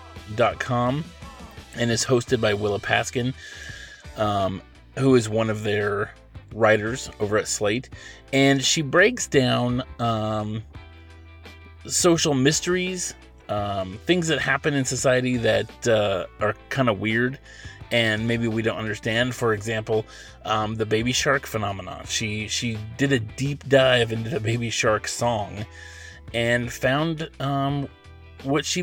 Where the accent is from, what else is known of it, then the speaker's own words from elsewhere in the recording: Oregon, United States; also born or lived in Los Angeles, California; when I was little, my family, we moved from Los Angeles to Oregon